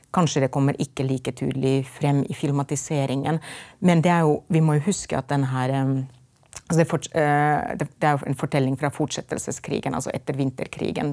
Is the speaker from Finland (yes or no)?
yes; Finland; Norwegian is a second language; moved away as an adult; also born or lived in Lillehammer, Norway; now in Norway; vi i Finland